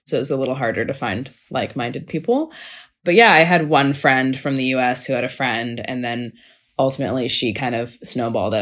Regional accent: Seattle, Washington, United States; also born or lived in Los Angeles, United States; now in Melbourne, Australia; I grew up in Seattle though, so that was basically Canadian weather.

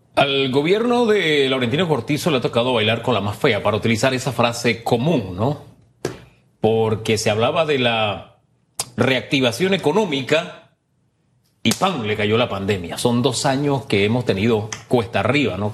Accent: Panama; uno como panameño

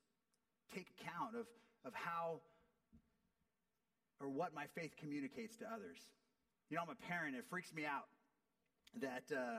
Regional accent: United States; as an American

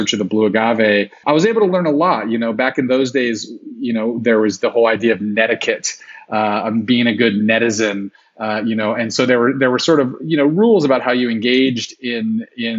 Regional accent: Central Valley, California, United States; moved away as an adult; now in Mexico; I grew up in the Central Valley

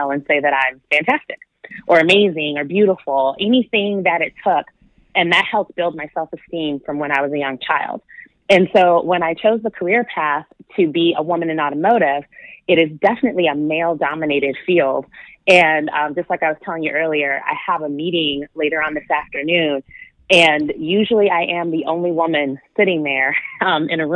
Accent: Michigan, United States; moved away as an adult; now in Southern California, United States; I grew up in Michigan

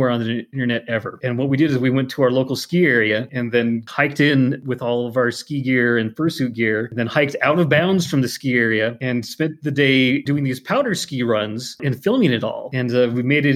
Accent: Montana, United States; Growing up in Montana

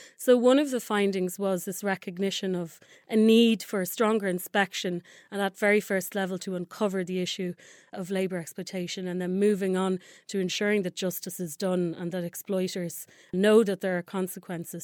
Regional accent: Dublin, Leinster, Ireland; I'm Irish, um, grew up in a, in a small town, uh, by the sea in Dublin

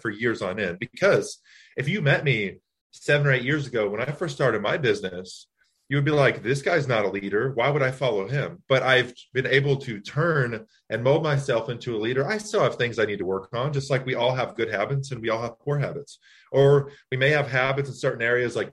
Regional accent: Texas, United States; also born or lived in Louisiana; now in Long Island, United States; I'm originally from Louisiana. I moved to Texas when I was 3, and I just relocated up to Long Island

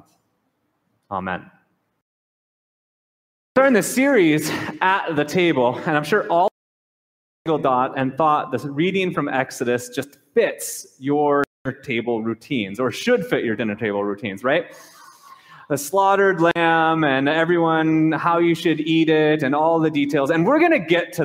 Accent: United States; us as American Christians

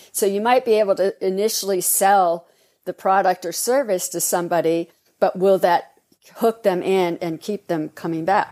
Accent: Los Angeles, California, United States; I was growing up in Hollywood

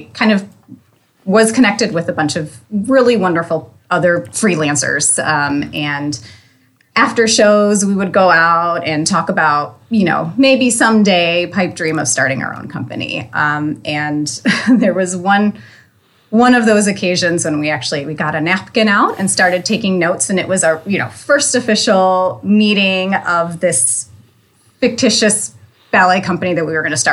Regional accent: Northeast Ohio, United States; also born or lived in Erie, Pennsylvania / St. Louis; I am originally from Northeast Ohio

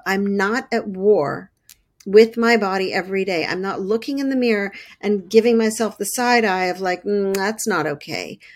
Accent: Montreal, Quebec, Canada; I grew up, um, in Canada, I grew up in Montreal

